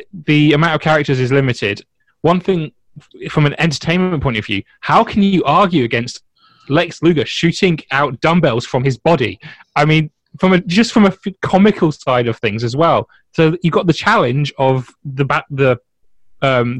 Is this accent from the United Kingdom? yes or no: yes; United Kingdom; As a British guy